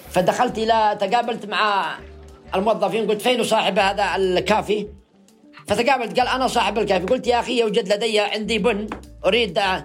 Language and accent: Arabic; Yemen; بلادنا اليمن